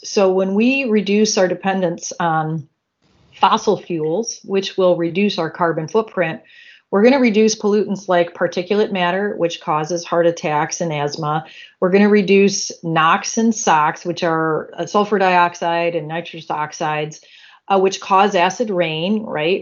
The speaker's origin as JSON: {"language": "English", "region": "Michigan", "country": "United States", "tie": "born or raised there", "said": "I was born and raised in Michigan."}